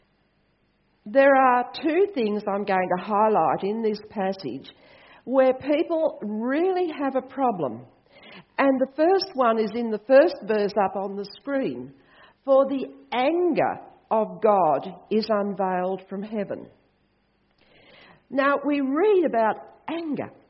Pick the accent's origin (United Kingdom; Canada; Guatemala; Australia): Australia; I'm Australian